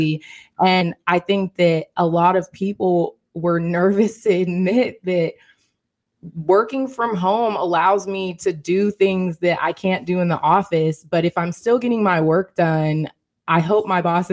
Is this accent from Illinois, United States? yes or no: no; Seattle, Washington, United States; moved away as an adult; now in Philadelphia, United States; prior to my move to Philadelphia, I am from Seattle, Washington